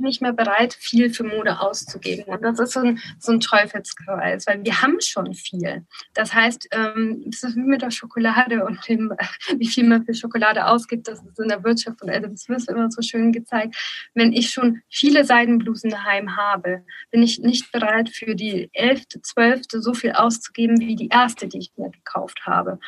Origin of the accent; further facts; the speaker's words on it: Nuremberg region, Bavaria, Germany; ich komme ja auch aus der Region Nürnberg